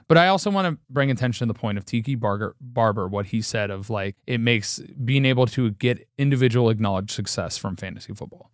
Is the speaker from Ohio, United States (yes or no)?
yes; Cincinnati, Ohio, United States; we grew up in Cincinnati